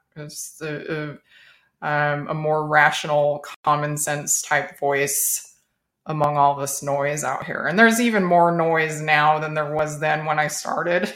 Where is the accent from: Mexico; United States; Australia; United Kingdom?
United States; Las Vegas, Nevada; moved away as an adult; now in Texas, United States; I'm, I'm a native Las Vegas, native of Las Vegas